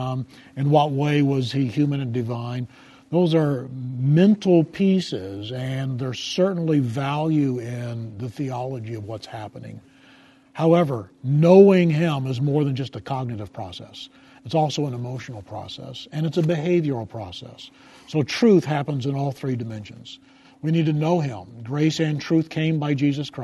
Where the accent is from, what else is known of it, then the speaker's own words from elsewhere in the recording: United States; In my national identity as an American